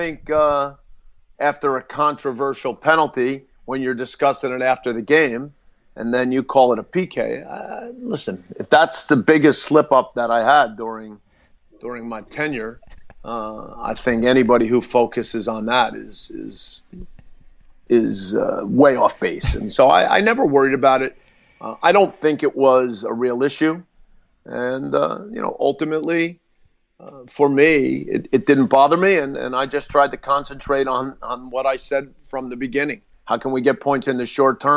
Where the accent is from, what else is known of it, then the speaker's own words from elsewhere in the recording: United States; as an American